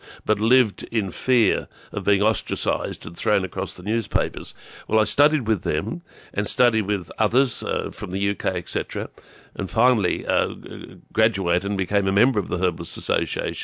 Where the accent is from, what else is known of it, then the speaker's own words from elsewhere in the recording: Newcastle, New South Wales, Australia; moved away as an adult; also born or lived in Sydney, Australia; I came back home from Maroonga in the 80s. And the moment I arrived back home here, it was almost as if I'd never left